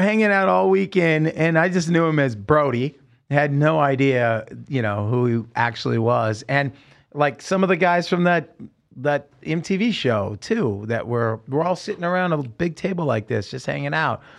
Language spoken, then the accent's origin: English; Salem, Oregon, United States; we're growing up in Salem, Oregon